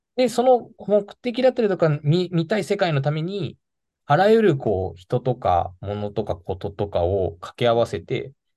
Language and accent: Japanese; Nagano, Japan; moved away as an adult; also born or lived in Tokyo; 出身は長野市が出身です